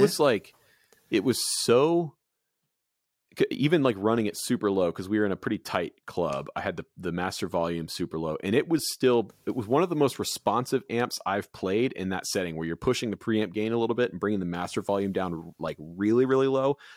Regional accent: Goose Creek, South Carolina, United States; I was born in Goose Creek.

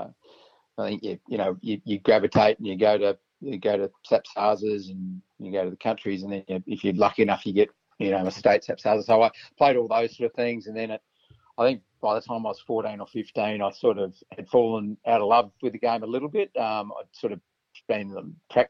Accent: then Adelaide, country South Australia, Australia; also born or lived in Snowtown, South Australia / Port Lincoln, South Australia; I sort of grew up in the country, I suppose. Dad was a teacher

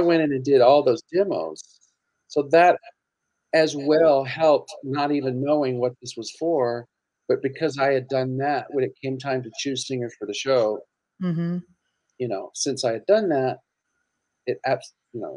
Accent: Mississippi, United States; moved away as an adult; now in Los Angeles, United States; I was from Mississippi

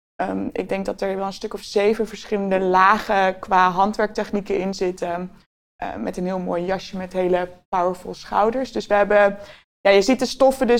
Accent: Utrecht, Netherlands; ik ben een eh, geboren Utrechter

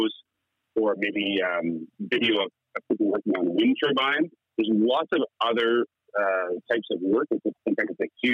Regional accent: Bridgenorth, Ontario, Canada; moved away; also born or lived in Peterborough, Ontario; So I was born in Peterborough and really grew up in Bridge North, which is an even smaller, it's actually a little village outside of the city. But I went to high school in Peterborough

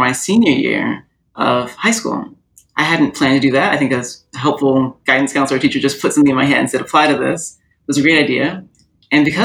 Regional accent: Orlando, Florida, United States; also born or lived in San Diego, California; I grew up mostly in Orlando, Florida. That's my main childhood set of memories

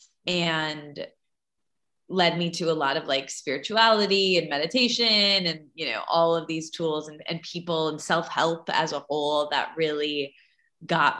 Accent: Midwest, United States; I grew up in the Midwest and my family owned fast food chains

